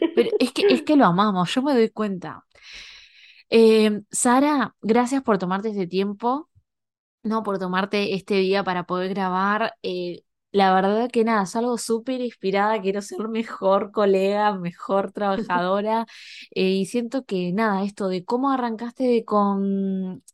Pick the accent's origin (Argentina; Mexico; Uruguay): Argentina; now in Canada; yo soy argentina, pero estoy en Canadá